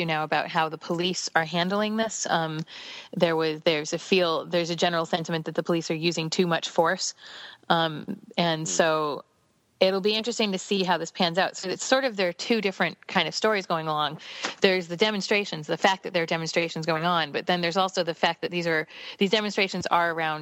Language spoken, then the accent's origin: English; United States; now in United Kingdom; as an American, I'm a dual citizen now.